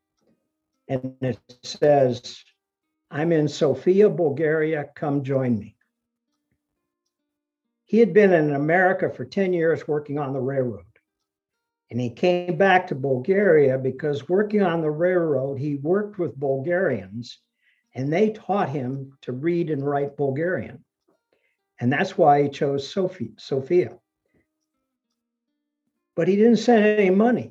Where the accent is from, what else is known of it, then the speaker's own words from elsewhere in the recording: Ohio, United States; English is a second language; They came to Ohio, where my grandfather had a job lined up in the steel factory. They bought a little farm, and that's where I grew up with my grandparents. And I didn't speak English till I went to school